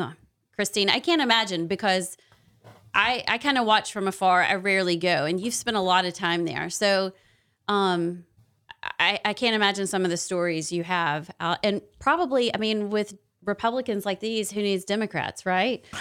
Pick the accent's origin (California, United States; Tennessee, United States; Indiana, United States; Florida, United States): Tennessee, United States; Knoxville; now in Alabama, United States; I'm from Knoxville